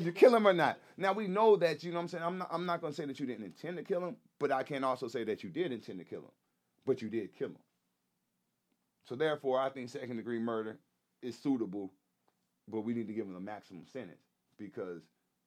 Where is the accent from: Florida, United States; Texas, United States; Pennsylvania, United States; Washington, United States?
Texas, United States; I grew up in Texas, middle school